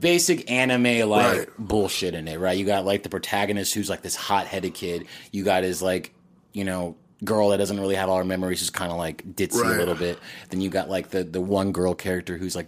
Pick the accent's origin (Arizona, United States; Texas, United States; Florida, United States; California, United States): Texas, United States; we're from Texas, so we have HEB